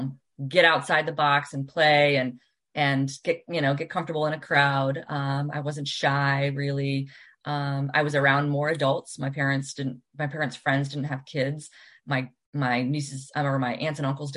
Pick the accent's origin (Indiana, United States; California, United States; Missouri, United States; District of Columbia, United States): District of Columbia, United States; Washington; moved away as an adult; also born or lived in Northern Virginia / Oregon / Scotland; I grew up in Washington, DC